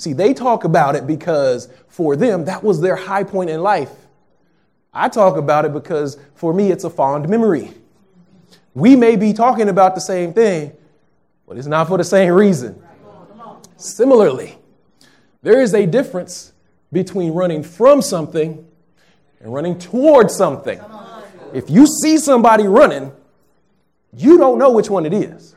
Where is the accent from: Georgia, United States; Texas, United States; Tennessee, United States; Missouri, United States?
Texas, United States; moved away; I'm from Texas, if you didn't know. I'm a Texas kid.